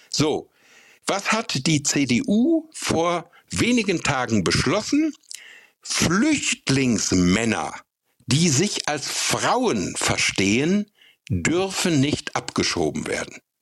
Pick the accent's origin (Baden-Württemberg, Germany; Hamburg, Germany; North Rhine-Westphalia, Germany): North Rhine-Westphalia, Germany; Bünde; in meiner Heimat, in Bünde in Westfalen